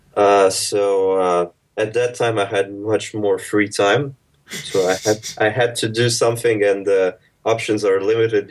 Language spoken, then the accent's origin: English; Monaco; moved away as an adult; also born or lived in Moscow, Russia; now in London, United Kingdom; I was born in Russia, moved to Monaco when I was four, finished high school here